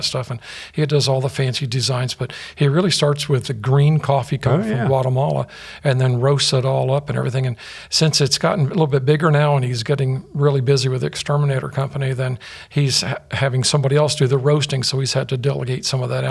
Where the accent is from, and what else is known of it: Fort Myers, Florida, United States; born or raised there; also born or lived in Norwich, Connecticut